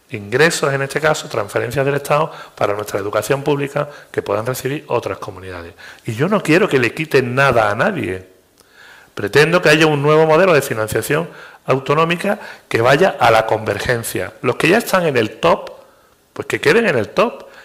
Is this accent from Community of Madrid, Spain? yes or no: no; Andalusia, Spain; Y yo ya te hablo como andaluz.